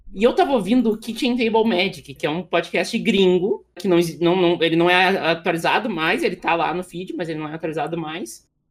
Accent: Montenegro, Rio Grande do Sul, Brazil; Eu sou de Montenegro, tá? É uma cidade do lado de, Porto Alegre

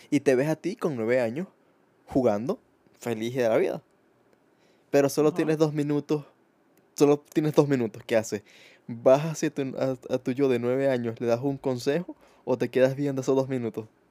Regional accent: Venezuela; now in Spain; yo, que vengo de Venezuela

